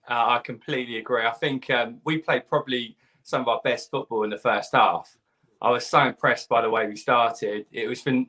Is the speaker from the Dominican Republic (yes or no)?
no; Cambridge, East of England, United Kingdom; I'm from Cambridge.